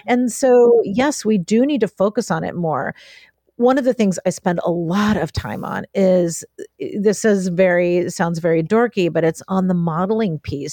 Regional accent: Appalachia, United States; I'm from Ap-, Appalachia.

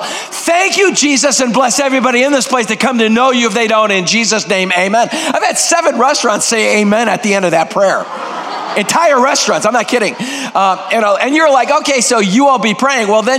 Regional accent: Greece; first language Greek; English is a second language; now in United States; I am 100% purebred Greek. Greek is my first language

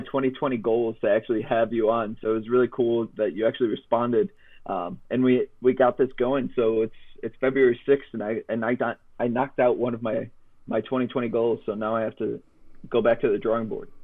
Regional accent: Chicago, Illinois, United States; I grew up in Chicago

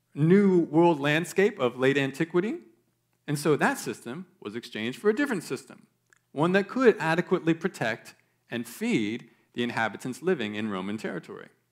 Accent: United States; as an American

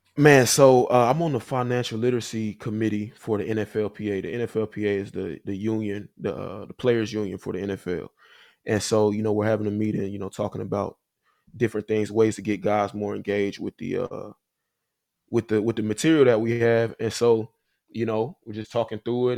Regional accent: Huntsville, Alabama, United States; moved away as an adult; also born or lived in Nashville, Tennessee / Chicago; I'm from Huntsville, Alabama. Uh grew up there, you know, my whole life

